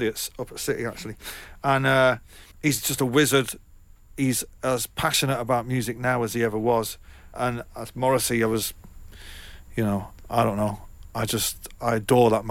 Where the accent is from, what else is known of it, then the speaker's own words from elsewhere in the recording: Manchester, North West England, United Kingdom; my hometown in Manchester